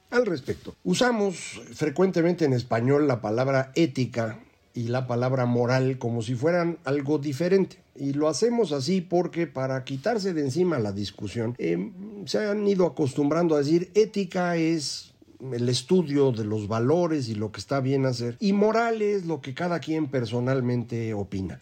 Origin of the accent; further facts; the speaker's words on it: Mexico; nosotros funcionamos en México